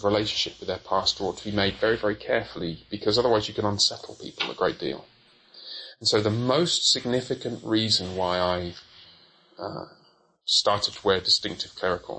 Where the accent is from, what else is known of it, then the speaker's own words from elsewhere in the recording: Coventry, West Midlands, United Kingdom; also born or lived in Haltwhistle, England; I was born up there. I moved to Coventry when I was very young